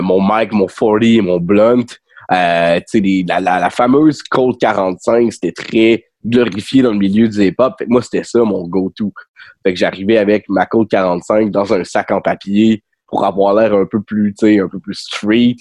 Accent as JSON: {"language": "French", "town": "Rimouski", "region": "Quebec", "country": "Canada", "tie": "born or raised there", "moved": "as an adult", "said": "j'ai grandi à Rimouski"}